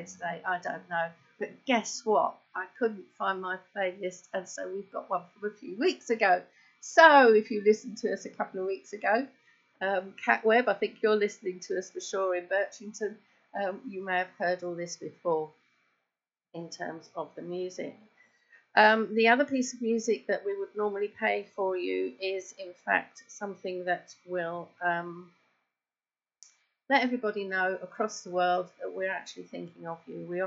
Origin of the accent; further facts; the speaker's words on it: London, United Kingdom; I was brought up in Penge, just around the corner